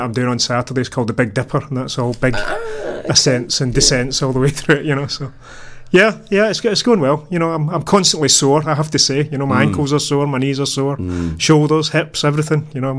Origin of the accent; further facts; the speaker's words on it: Paisley, Scotland, United Kingdom; moved away; Paisley, my hometown.